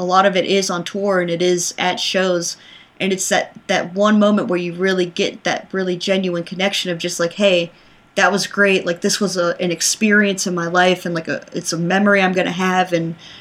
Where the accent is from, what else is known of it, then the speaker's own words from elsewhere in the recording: Charlotte, North Carolina, United States; I grew up in Charlotte, North Carolina, at least like kind of, I call them my more formative years. So like late elementary school, middle school.